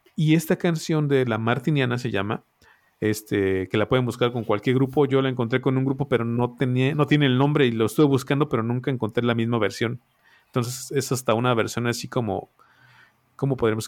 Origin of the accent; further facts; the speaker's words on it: Mexico; nosotros como mexicanos